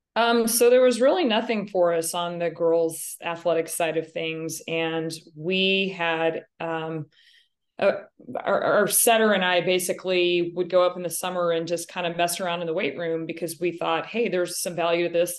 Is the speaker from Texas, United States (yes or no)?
yes; Wichita Falls, Texas, United States; I am from Wichita Falls, Texas, not to be confused with Wichita, Kansas. I was born and raised and lived my entire life in the state of Texas